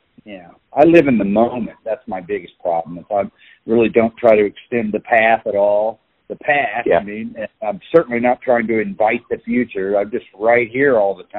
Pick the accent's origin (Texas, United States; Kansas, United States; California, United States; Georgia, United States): Kansas, United States; Kansas City; also born or lived in Liberal, Kansas; I was born in Kansas City